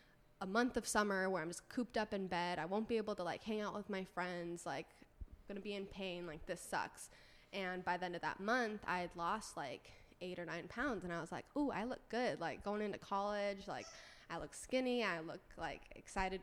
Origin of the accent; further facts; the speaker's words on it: Orange County, California, United States; also born or lived in San Diego; growing up in Orange County, going to college in San Diego, which is where I went to school